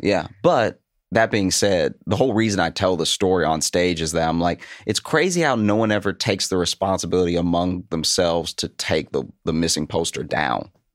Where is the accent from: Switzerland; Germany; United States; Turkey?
United States; Louisiana; moved away as an adult; also born or lived in Chicago; now in New York, United States; I grew up in Louisiana